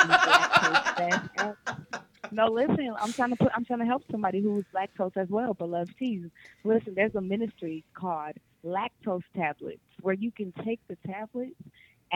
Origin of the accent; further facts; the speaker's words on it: Buffalo, New York, United States; moved away; also born or lived in Niagara Falls, New York / Binghamton, New York / Bethel, New York; So my hometown is Buffalo, New York. I was born and raised in Buffalo, New York.